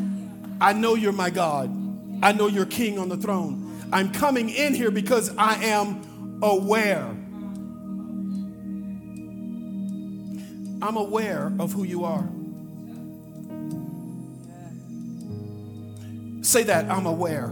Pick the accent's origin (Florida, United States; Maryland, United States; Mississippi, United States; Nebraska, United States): Mississippi, United States; Monticello; I grew up in Monticello, Mississippi